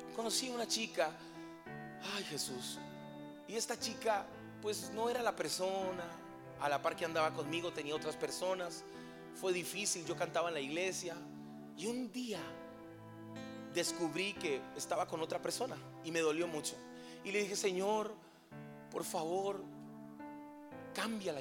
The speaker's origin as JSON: {"language": "Spanish", "country": "Colombia", "moved": "as an adult", "lives_now": "Veracruz, Mexico", "said": "soy colombiano"}